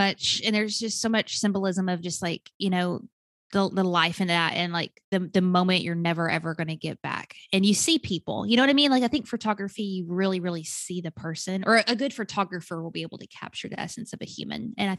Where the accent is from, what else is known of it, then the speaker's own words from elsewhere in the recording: Arkansas, United States; now in Atlanta, United States; I was born and raised in Arkansas, stuck to the South, still Southern.